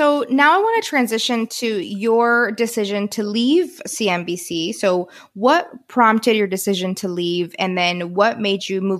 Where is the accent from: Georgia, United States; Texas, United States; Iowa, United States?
Texas, United States; I grew up in Texas.